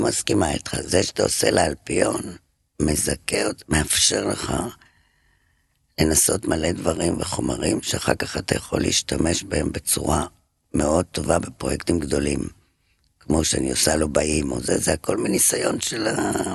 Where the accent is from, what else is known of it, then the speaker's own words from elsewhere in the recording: Paris, Île-de-France, France; moved away as an adult; now in Israel; פריז. גדלתי בה הרבה שנים